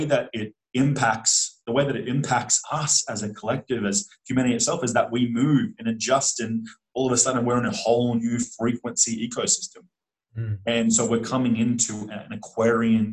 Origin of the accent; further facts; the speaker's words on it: Australia; I grew up in Australia, and we literally get taught a false history of Australia in mainstream schooling